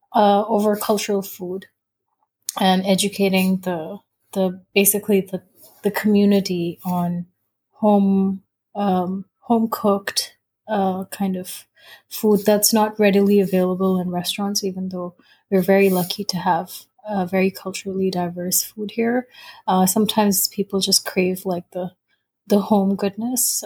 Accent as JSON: {"language": "English", "region": "Dubai", "country": "United Arab Emirates", "tie": "born or raised there", "also_born_or_lived": "United States", "moved": "as an adult", "said": "I was born and raised in Dubai, so I'm very much a, a Dubai girl at heart."}